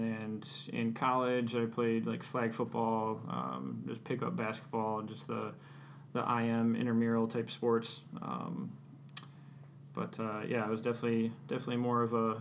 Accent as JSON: {"language": "English", "town": "Clawson", "region": "Michigan", "country": "United States", "tie": "born or raised there", "also_born_or_lived": "Pennsylvania", "said": "So I grew up in Clawson, Michigan. It's over near Troy, Royal Oak area"}